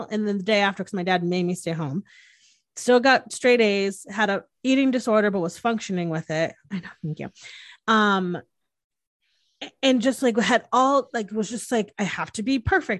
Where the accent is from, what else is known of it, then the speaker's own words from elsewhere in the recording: Connecticut, United States; moved away as an adult; growing up in the Northeast, and not my family, but just like how traditional Connecticut is